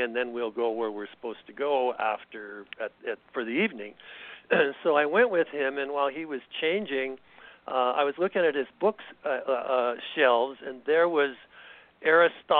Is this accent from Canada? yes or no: yes; Canada; moved away as an adult; now in United States; I was raised in Canada, and by the time I came to the United States, I was pretty much past military age